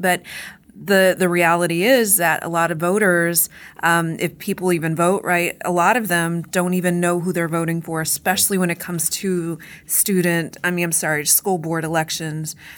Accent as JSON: {"language": "English", "town": "Corpus Christi", "region": "Texas", "country": "United States", "tie": "born or raised there", "said": "my hometown, but I live near Corpus Christi"}